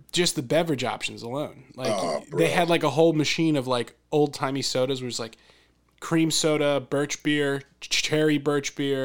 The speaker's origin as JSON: {"language": "English", "area": "near Philadelphia", "region": "Pennsylvania", "country": "United States", "tie": "born or raised there", "said": "growing up near Philadelphia, I feel like a suburban city person"}